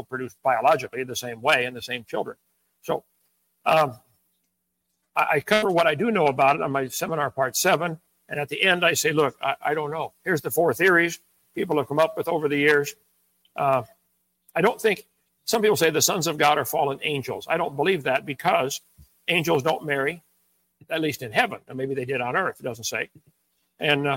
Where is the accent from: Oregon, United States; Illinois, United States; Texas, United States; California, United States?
Illinois, United States; I was born in Illinois